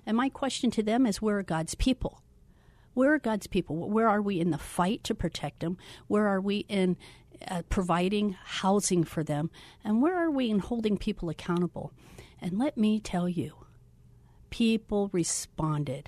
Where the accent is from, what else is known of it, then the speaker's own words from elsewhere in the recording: Florida, United States; moved away as an adult; also born or lived in Orange City, Iowa; now in Phoenix, United States; I grew up in Florida